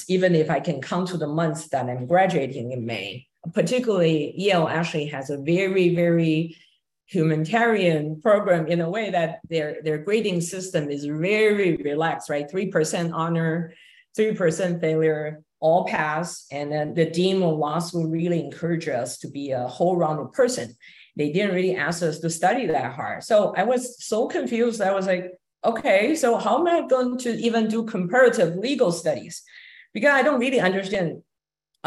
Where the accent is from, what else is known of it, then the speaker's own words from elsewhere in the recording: Taiwan; moved away as an adult; also born or lived in Hong Kong; now in New York, United States; I grew up in Taiwan, and I had a law degree from NTU, National Taiwan University